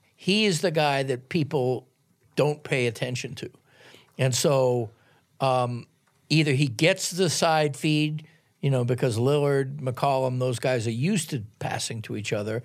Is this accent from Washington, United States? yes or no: no; Boston, Massachusetts, United States; moved away; I grew up in Boston